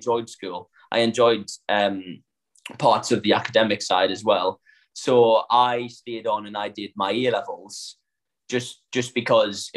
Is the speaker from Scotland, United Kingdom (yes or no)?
no; Sunderland, North East England, United Kingdom; accent: northern; now in London, United Kingdom; I'm from Sunderland in the northeast